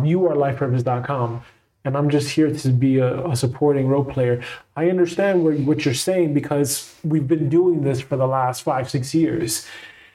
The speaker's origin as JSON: {"language": "English", "town": "New York City", "region": "New York", "country": "United States", "tie": "born or raised there", "said": "growing up in Brooklyn, New York, New York City"}